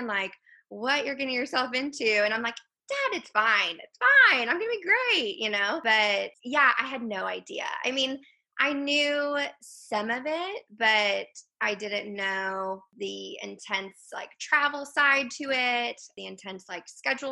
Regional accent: McKinney, Texas, United States; moved away as an adult; also born or lived in Houston, Texas; now in Nacogdoches, United States; I am originally from McKinney, Texas, so kind of like North Texas

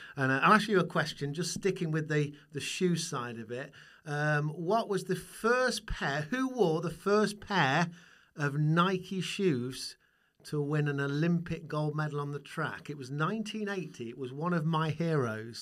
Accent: Burton upon Trent, West Midlands, United Kingdom; my hometown, where beer comes from, where Marmite comes from, where Burton Albion comes from. That is, of course, Burton on Trent

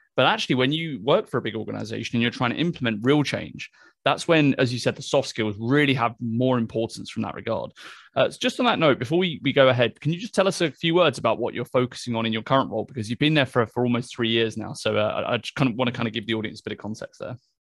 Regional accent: United Kingdom; I'm British

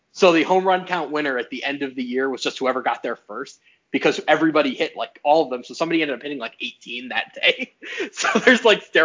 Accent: New York City, New York, United States; I grew up in New York City, so we couldn't actually kick home runs.

